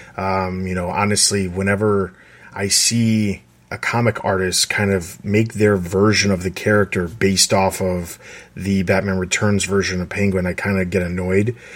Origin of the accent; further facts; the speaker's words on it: Midwest, United States; I grew up in the Midwest